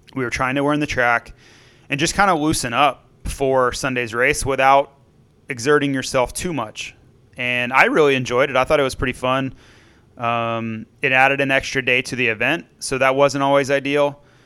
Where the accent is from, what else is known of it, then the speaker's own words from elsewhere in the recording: Florida, United States; growing up in Florida